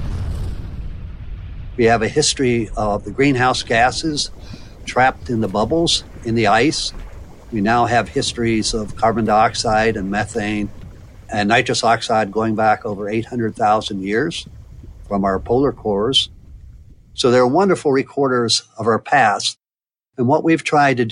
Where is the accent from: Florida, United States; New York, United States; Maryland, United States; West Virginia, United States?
West Virginia, United States; moved away as an adult; also born or lived in Ohio; I grew up in West Virginia